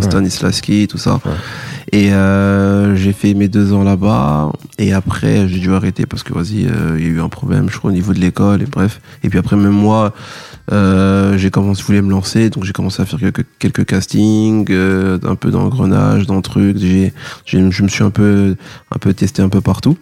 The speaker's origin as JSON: {"language": "French", "town": "Paris", "region": "Île-de-France", "country": "France", "tie": "born or raised there", "said": "je viens de Paris"}